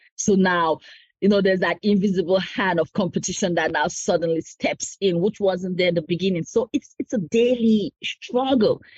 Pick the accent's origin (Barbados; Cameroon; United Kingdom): Cameroon; moved away as an adult; also born or lived in United States; now in Harrisburg, United States; I'm originally from Cameroon. I immigrated in the US about 14 years ago.